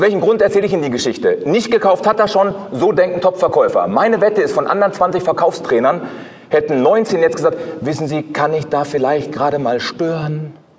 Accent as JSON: {"language": "German", "area": "Ruhr area", "region": "North Rhine-Westphalia", "country": "Germany", "said": "aus dem Ruhrgebiet, wo ich herkomme"}